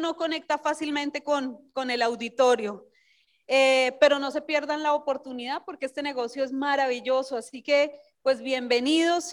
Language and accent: Spanish; Colombia; Nelson y yo venimos desde Colombia